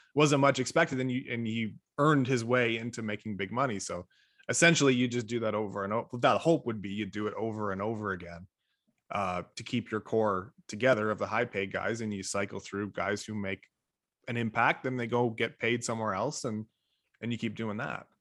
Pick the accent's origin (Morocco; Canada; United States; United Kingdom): Canada; Toronto, Ontario; I'm from Scarborough